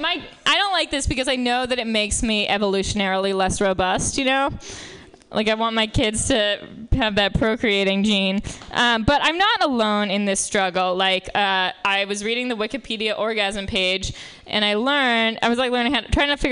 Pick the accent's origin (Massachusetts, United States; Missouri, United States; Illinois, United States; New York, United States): New York, United States; I grew up in Manhattan